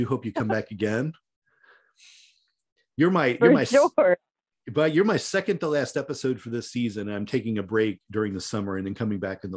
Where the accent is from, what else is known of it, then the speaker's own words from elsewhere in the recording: Louisville, Kentucky, United States; in my hometown in the Louisville area